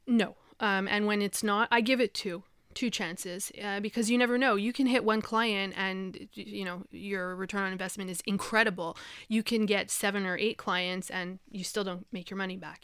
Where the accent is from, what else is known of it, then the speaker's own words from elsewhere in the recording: Montreal, Quebec, Canada; moved away as an adult; also born or lived in Vancouver; I'm from from Montreal, born and raised.